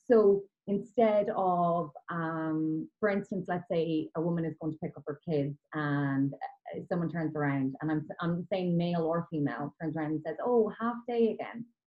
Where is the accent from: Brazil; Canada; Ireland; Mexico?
Ireland; Kilkenny, Leinster; I was growing up in Kilkenny in Ireland